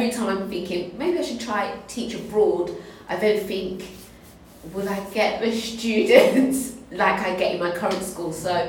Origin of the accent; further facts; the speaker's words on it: Tilbury, East of England, United Kingdom; I grew up in Tilbury, I governed a school in, East Thurrock, so in Stamfordly Hope.